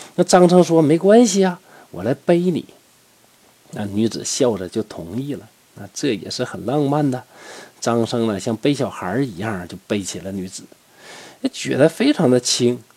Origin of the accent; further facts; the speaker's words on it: Northeast China, China; 咱们东北人实在呀